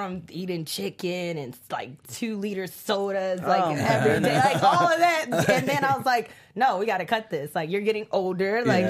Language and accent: English; Baltimore, Maryland, United States; now in Los Angeles, United States; as I stated, I'm from Baltimore